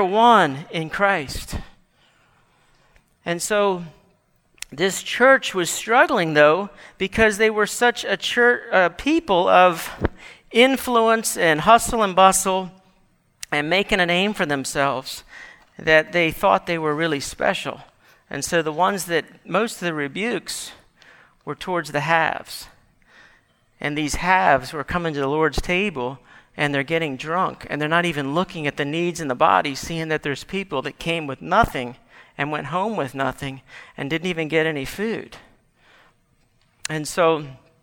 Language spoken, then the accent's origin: English; Gaithersburg, Maryland, United States; I grew up in Gaithersburg as a kid